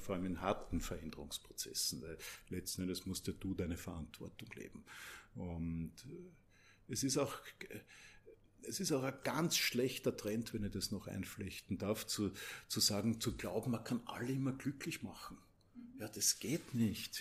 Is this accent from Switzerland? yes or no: no; Mödling, Lower Austria, Austria; Mödling, das ist in Niederösterreich